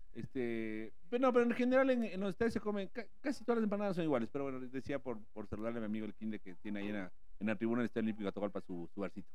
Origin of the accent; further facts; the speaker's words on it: Ecuador; yo soy de este barrio